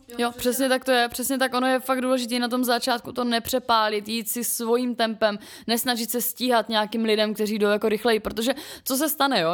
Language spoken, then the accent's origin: Czech; Ostrava, Moravian-Silesian Region, Czechia; jak jsem jako ještě z Ostravy